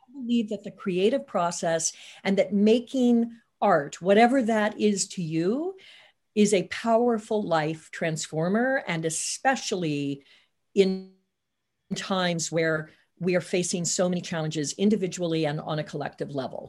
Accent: Hannibal, Missouri, United States; moved away; I'm originally from Hannibal, Missouri, so a couple of hours away from the big city

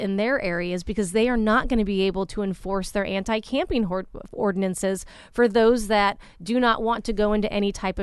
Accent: Anaheim, California, United States; Anaheim, which I'm, you know, my hometown

